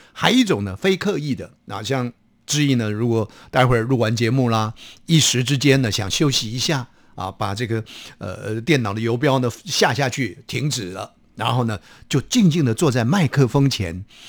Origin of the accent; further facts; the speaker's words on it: Taiwan; 我们台湾话其实更早的语言